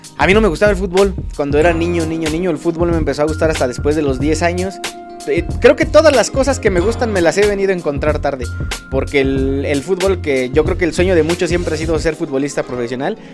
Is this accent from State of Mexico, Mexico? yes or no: yes; Acambay, State of Mexico, Mexico; Yo soy de Acambay